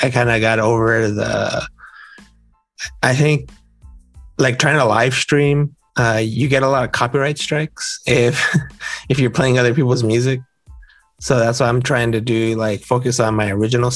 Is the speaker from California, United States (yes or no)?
yes; Southern California, United States; I'm from Southern California